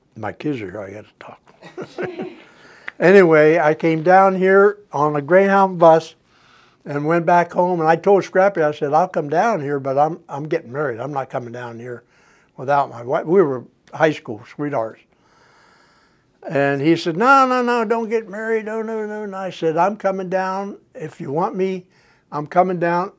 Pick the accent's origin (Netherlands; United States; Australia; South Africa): United States; St. Clairsville, Ohio; moved away as an adult; also born or lived in Chattanooga, Tennessee; St. Clairsville, Ohio. Actually, a little town from St. Clairsville called Fairpoint was a coal mining town. And I went to school in St. Clairsville